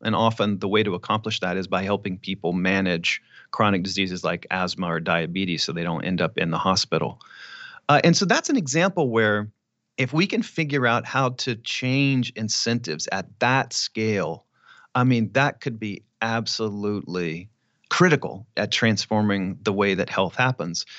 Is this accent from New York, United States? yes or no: no; Clear Lake, Texas, United States; moved away; I would go back to Clear Lake 'cause I still had a bunch of friends there